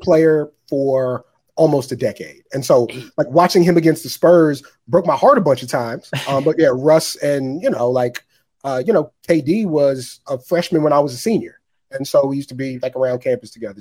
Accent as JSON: {"language": "English", "region": "Maryland", "country": "United States", "tie": "born or raised there", "said": "my cousin I grew up with in Maryland"}